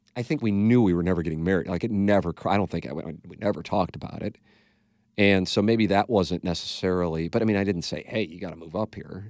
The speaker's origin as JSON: {"language": "English", "town": "St. Louis", "region": "Missouri", "country": "United States", "tie": "born or raised there", "also_born_or_lived": "Little Rock", "moved": "as an adult", "said": "go work in my hometown"}